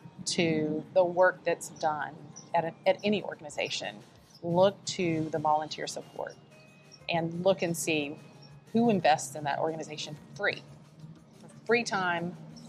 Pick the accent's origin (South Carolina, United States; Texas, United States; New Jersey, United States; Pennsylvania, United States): South Carolina, United States; Clinton; also born or lived in Richmond, Virginia; So I am mostly from the upstate, lived most of my life here. I was born in Richmond, Virginia. My parents relocated to South Carolina